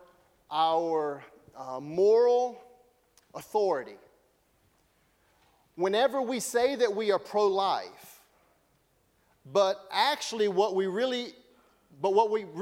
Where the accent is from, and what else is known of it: United States